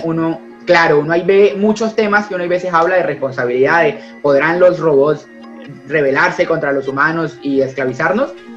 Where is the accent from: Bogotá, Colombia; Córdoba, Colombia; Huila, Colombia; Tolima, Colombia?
Huila, Colombia; Neiva; now in Buenos Aires, Argentina; Yo soy un opita. Yo antes de abogado, antes de, antes de colombiano, soy opita. Yo soy nacido en la provincia, en Neiva, a 35 grados de calor, orgulloso de mi ciudad, de mi departamento